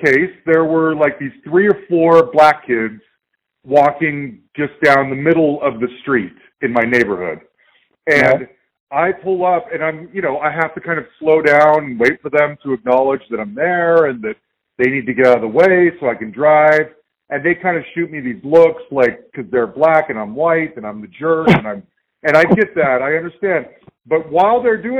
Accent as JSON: {"language": "English", "town": "Salt Lake City", "region": "Utah", "country": "United States", "moved": "yes", "lives_now": "Denver, United States", "said": "I live in Denver, and I'm from Salt Lake City originally"}